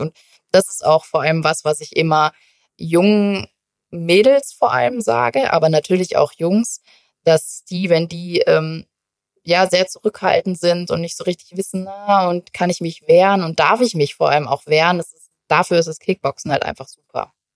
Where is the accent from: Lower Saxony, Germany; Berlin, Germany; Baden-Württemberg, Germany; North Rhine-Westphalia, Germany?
North Rhine-Westphalia, Germany; moved away as an adult; now in Munich, Germany; Tatsächlich komme ich ja eigentlich aus NRW